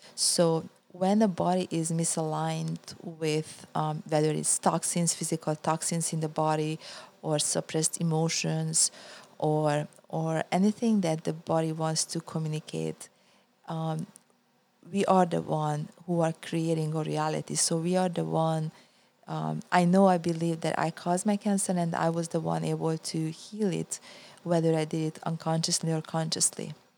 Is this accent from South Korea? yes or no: no; Budapest, Hungary; moved away as an adult; also born or lived in California, United States; now in United States; I was born in Hungary, Budapest, and I was a professional athlete, uh, and then I came to the U S